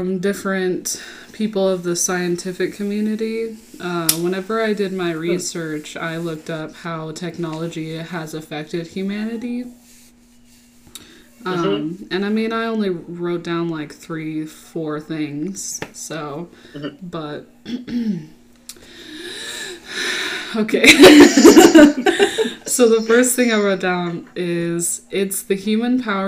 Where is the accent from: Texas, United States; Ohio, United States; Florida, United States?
Texas, United States; I was raised in Texas